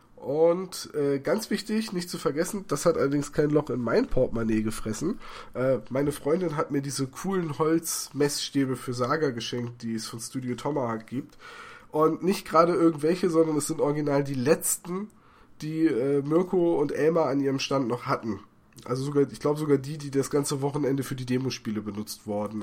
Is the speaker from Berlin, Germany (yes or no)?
no; Bremen, Germany; ich komme aus Bremen